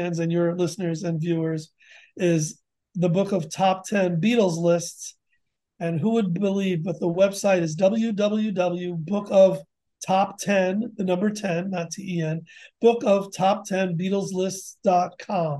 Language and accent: English; Connecticut, United States; Connecticut. It's my home state